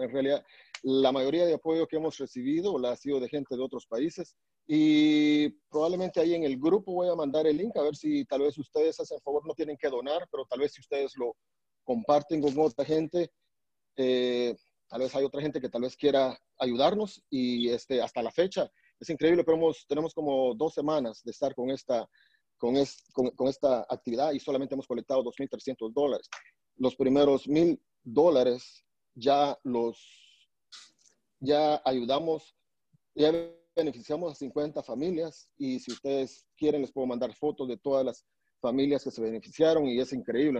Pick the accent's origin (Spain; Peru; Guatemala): Guatemala; Alta Verapaz; also born or lived in Salamá; now in Virginia, United States; soy de Guatemala, nací en Salamá, pero crecí en Alta Verapaz